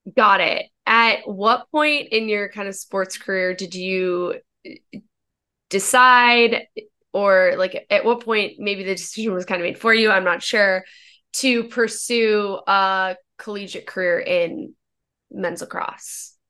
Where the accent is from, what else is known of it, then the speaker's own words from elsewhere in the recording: Northern Virginia, United States; I'm from Virginia and not, not Richmond, I'm from Northern